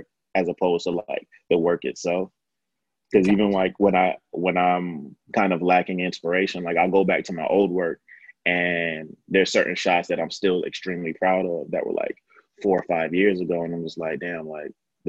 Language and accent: English; New York, United States; I grew up in the 90s and I'm from New York. So like Basquiat and Keith Haring kind of are the background for my childhood